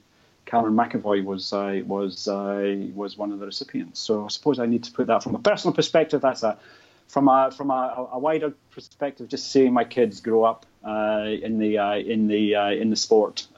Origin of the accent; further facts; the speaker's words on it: Scotland, United Kingdom; now in Australia; I did represent my hometown back in Scotland in the pool